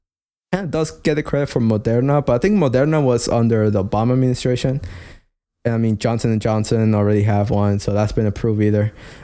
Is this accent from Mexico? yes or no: yes; Mexico; Or to what the U.S., not me, because I'm from Mexico, remember?